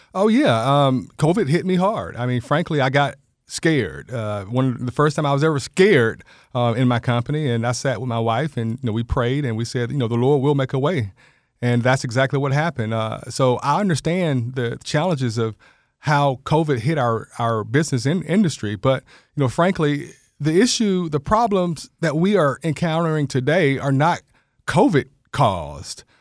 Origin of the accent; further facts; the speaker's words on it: Georgia, United States; also born or lived in Macon, Georgia / Cobb County, Georgia; I'm a Georgia native, born and raised here in Georgia